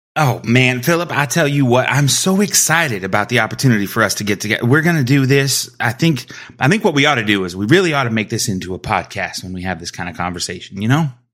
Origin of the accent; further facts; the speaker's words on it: South Texas, United States; Growing up in Texas, everybody played soccer at a young age down here